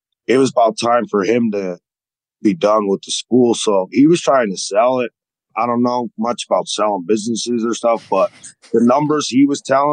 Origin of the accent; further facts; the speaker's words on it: Connecticut, United States; moved away as an adult; now in Atlanta, United States; I'm originally from Connecticut, and I moved to Atlanta when I was about 19